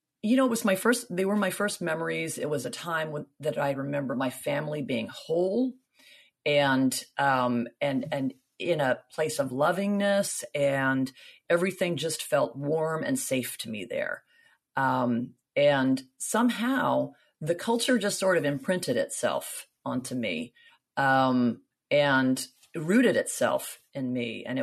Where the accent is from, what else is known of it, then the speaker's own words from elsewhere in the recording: Miami, Florida, United States; born there; also born or lived in Greece; Greece was really my first home. I was born in Miami, Florida, but when I was a baby in 1966, my father was transferred to Greece